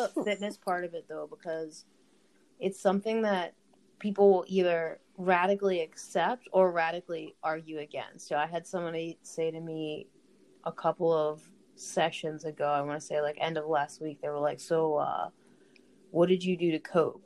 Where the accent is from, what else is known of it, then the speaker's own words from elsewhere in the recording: United States; me being an American